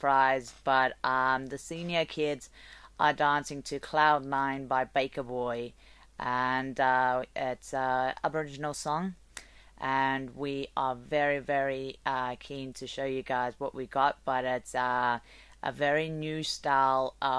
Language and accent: English; South Africa; moved away; I'm from South Africa.